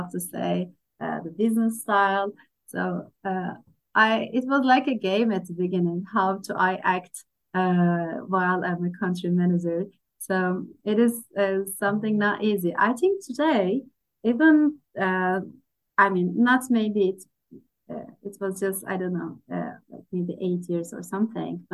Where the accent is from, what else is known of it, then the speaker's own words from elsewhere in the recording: Turkey; I'm from Turkey.